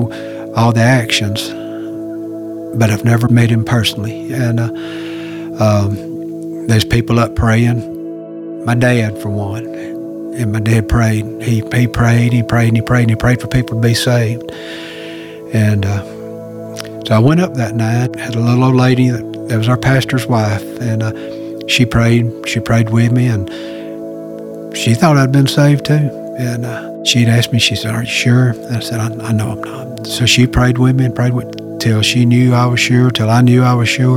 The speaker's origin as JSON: {"language": "English", "town": "Gainesville", "region": "Georgia", "country": "United States", "tie": "born or raised there", "said": "I'm 56 years old, born and raised in Gainesville, Georgia."}